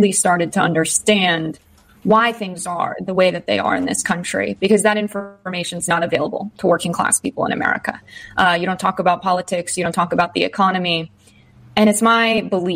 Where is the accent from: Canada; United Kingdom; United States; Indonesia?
United States; I grew up in a working family just outside of New York City, so 45 minutes outside of Manhattan